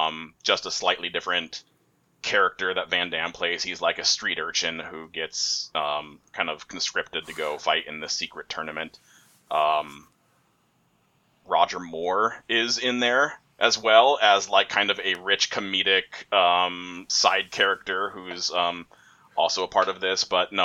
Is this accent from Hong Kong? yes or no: yes; Hong Kong; I was raised in Hong Kong and my brother was raised in Belgium, but we have the same accent.